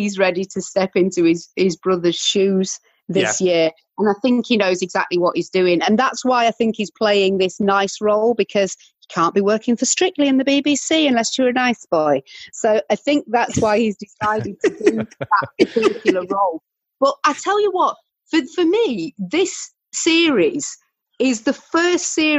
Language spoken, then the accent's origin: English; United Kingdom; we are British